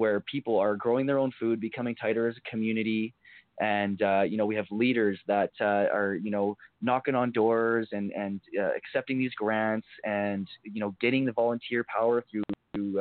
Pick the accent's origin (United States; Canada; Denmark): Canada; Port Coquitlam, British Columbia; I'm from Port Coquitlam, and I was working with the city of Port Coquitlam and the youth coordinator in POCO, someone I grew up around